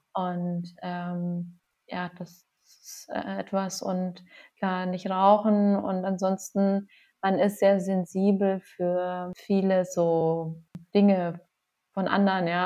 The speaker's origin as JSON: {"language": "German", "town": "Passau", "region": "Bavaria", "country": "Germany", "also_born_or_lived": "Göttingen", "moved": "yes", "lives_now": "Augsburg, Germany", "said": "Ich komme aus Passau"}